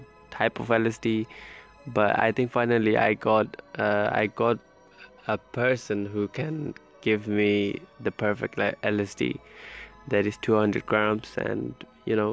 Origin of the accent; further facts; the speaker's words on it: London, United Kingdom; I'm from United Kingdom, more specifically London